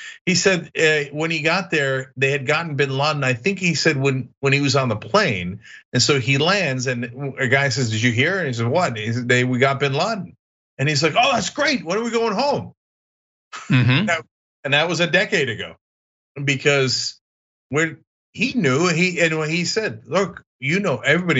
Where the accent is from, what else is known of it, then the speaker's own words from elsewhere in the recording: New Jersey, United States; I grew up as a Republican in New Jersey back in the 80s and 90s.